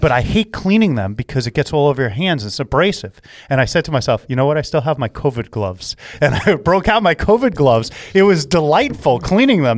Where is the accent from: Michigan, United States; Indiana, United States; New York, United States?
New York, United States; I'm a New Yorker